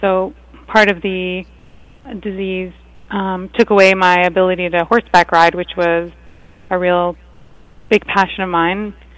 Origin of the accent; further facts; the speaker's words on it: Toronto, Ontario, Canada; the venue is right in my hometown